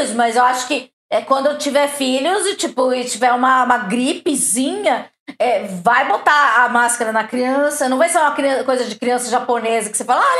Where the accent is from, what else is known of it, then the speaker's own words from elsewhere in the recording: Santa Catarina, Brazil; eu sou catarinense, né?